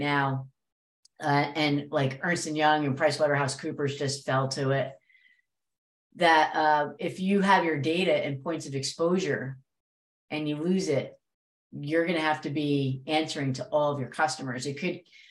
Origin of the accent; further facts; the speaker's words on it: New Jersey, United States; I'm from Jersey